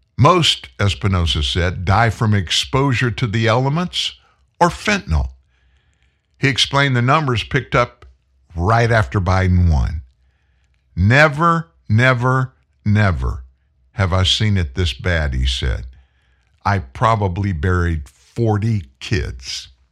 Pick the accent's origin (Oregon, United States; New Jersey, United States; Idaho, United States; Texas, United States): Texas, United States; I was born in Texas. I'm a native Texan.